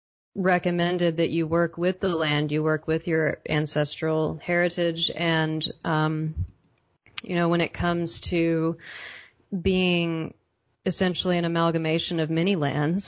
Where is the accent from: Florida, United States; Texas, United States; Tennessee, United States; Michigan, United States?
Texas, United States; now in Pacific Northwest, United States; I was born in Texas. I was born in the South